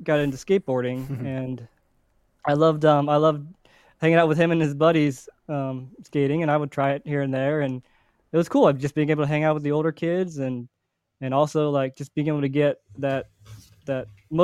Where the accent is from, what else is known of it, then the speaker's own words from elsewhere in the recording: Cincinnati, Ohio, United States; I grew up in Cincinnati, Ohio.